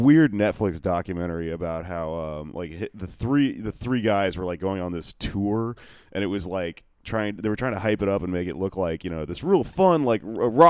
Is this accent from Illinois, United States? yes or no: no; Texas, United States; I grew up in Texas